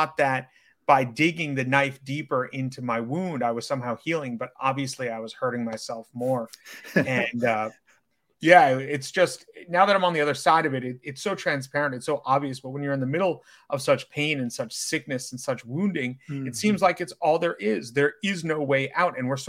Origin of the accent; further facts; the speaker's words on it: New York City, New York, United States; I'm an online coach based in and born and raised in New York City